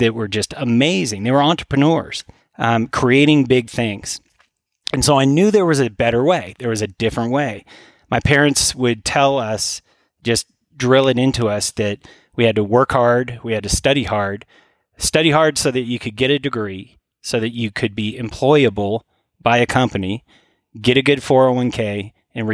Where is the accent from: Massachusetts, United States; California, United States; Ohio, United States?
California, United States; Northern; born or raised there; moved away